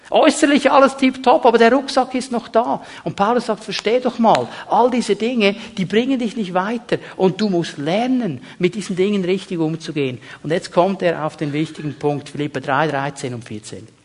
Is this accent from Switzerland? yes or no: yes; Switzerland; Die Schweizer, als Schweizer, wir sind ja so gern in der Mitte. Nicht zu vorderst, nicht zu hinterst.